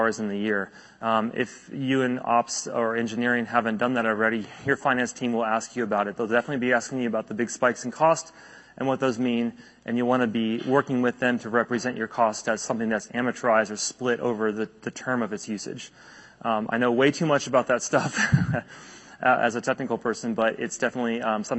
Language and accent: English; United States; As an American